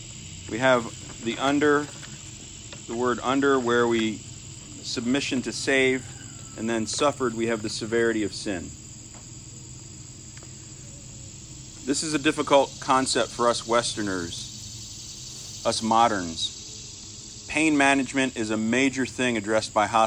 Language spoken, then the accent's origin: English; United States; as an American